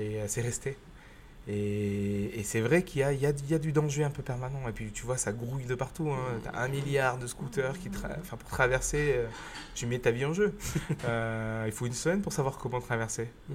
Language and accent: French; Grenoble, Auvergne-Rhône-Alpes, France; moved away as an adult; also born or lived in Chambéry / Montpellier / Cardiff / Vietnam; je suis rentré à Grenoble où je suis né et où vit mes vivent mes parents et ma grand-mère. Donc je suis, euh, rentré chez moi